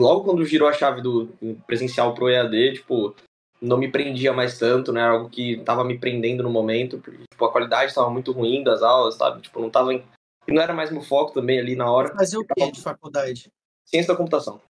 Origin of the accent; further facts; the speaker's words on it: Diadema, São Paulo, Brazil; Eu sou de Diadema